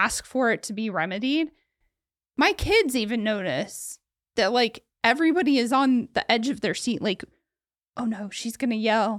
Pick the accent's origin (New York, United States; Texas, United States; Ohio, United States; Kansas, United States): Ohio, United States; Oh, my home state.